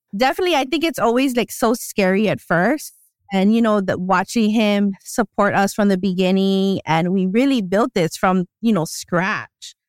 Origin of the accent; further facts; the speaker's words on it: Hilo, Hawaii, United States; I'm originally from Hilo.